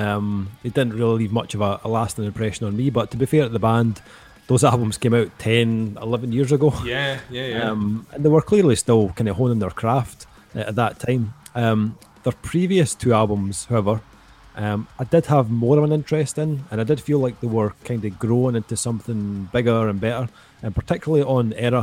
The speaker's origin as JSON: {"language": "English", "region": "Scotland", "country": "United Kingdom", "said": "Both being Scottish"}